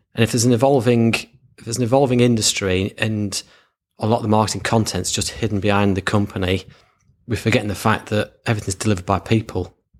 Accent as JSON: {"language": "English", "area": "Lancashire", "region": "North West England", "country": "United Kingdom", "tie": "born or raised there", "said": "born and bred in Lancashire"}